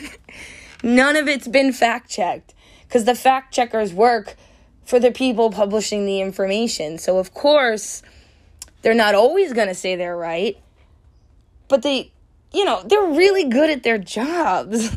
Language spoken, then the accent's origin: English; United States; I'm American